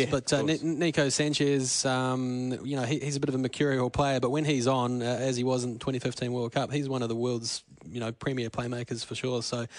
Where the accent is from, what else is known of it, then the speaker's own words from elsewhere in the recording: New Zealand; I'm still having a few nightmares about that drop goal as a New Zealander.